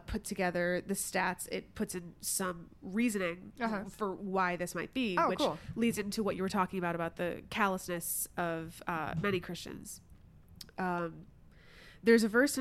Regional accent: Skokie, Illinois, United States; I grew up in Skokie, which is really racially diverse, religiously diverse, wonderful place

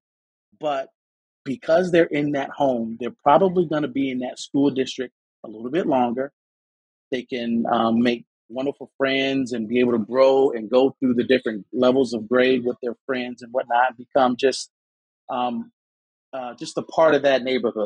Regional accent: Detroit, Michigan, United States; I'm originally from Detroit.

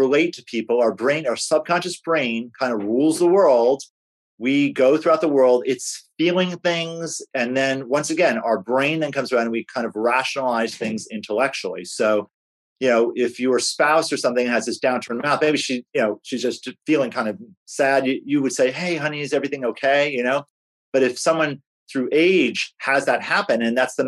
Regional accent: Northeast, United States; moved away; I grew up in the Northeast.

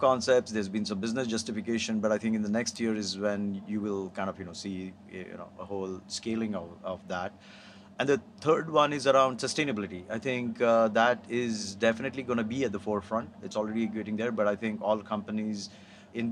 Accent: India; now in United States; I grew up in India

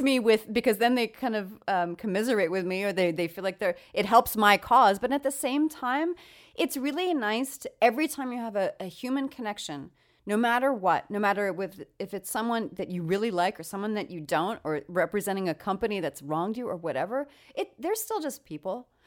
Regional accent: New York, United States; now in California, United States; I'm actually from New York

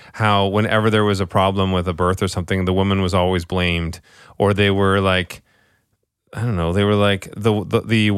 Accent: Scotland, United Kingdom; I'm Scottish

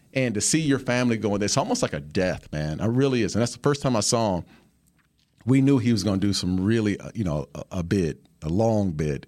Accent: Phoenix, Arizona, United States; I was born, uh, in Phoenix, Arizona, and I was, uh, the youngest of four

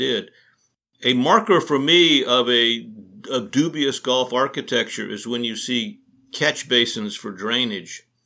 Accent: Athens, Georgia, United States; I grew up in Athens, Georgia

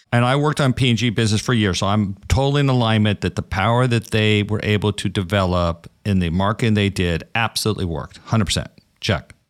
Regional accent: Brooklyn, New York, United States; I'm from Brooklyn

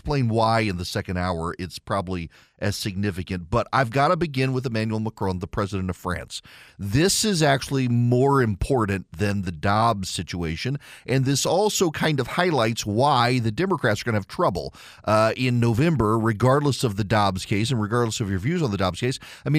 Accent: Dubai, United Arab Emirates; I grew up in Dubai. When I was a kid in the 80s in Dubai, Dubai was the oil producing country or region.

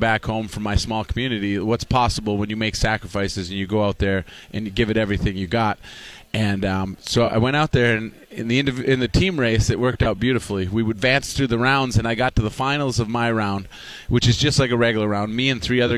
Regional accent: Upper Peninsula, Michigan, United States; I come from a 400-foot ski hill in the Upper Peninsula

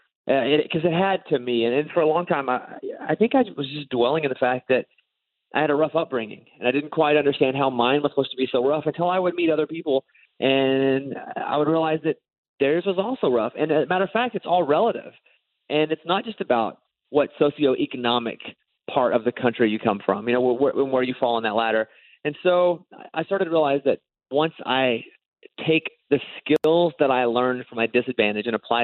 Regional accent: Mountain Pine, Arkansas, United States; moved away as an adult; now in Nashville, United States; So I was born in Mountain Pine, Arkansas. The population is 700 people. And there's a sawmill, or there was a sawmill, and it's since been shut down.

